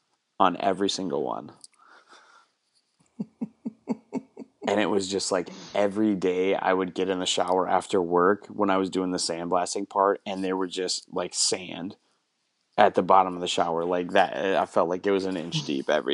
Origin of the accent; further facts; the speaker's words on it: Cumberland, United States; I was working for the utility company in my hometown, which, you know, does water and sewer and electricity. And my job was to go to like 150 some fire hydrants throughout Cumberland.